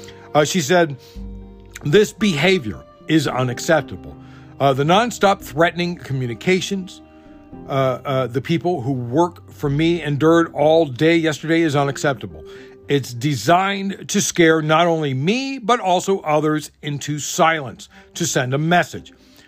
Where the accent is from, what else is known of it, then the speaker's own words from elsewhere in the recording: Maryland, United States; my home state of Maryland